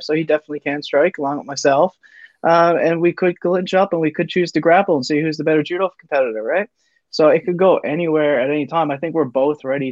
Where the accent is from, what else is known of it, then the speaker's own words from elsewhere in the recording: Newfoundland and Labrador, Canada; moved away as an adult; also born or lived in Happy Valley-Goose Bay, Labrador; now in St. John's, Canada; I'm originally from Labrador, so I grew up in a small town of like 500 people.